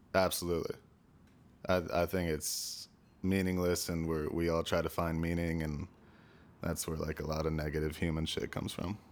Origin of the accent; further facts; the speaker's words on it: Stamford, Connecticut, United States; also born or lived in New Canaan, Connecticut; I was born in Stamford, Connecticut. Lived first ten years of my life there, and then, um, we moved to New Canaan, Connecticut